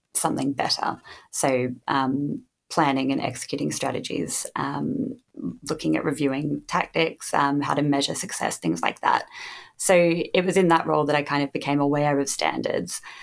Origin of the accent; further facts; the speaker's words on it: Australia; now in United Kingdom; I did not grow up in the UK, I grew up in Australia.